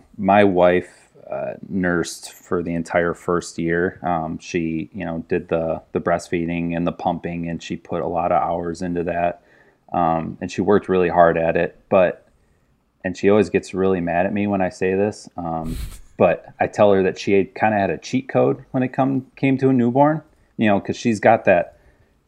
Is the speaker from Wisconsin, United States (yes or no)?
yes; between Chicago and Milwaukee, Wisconsin, United States; moved away; I'm from near Chicago. Grew up in Wisconsin, just over the border, so right between Chicago and Milwaukee